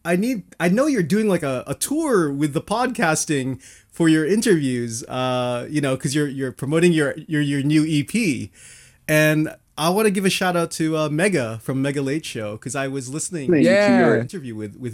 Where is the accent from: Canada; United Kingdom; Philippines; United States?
Philippines; I am Filipino. I am Filipino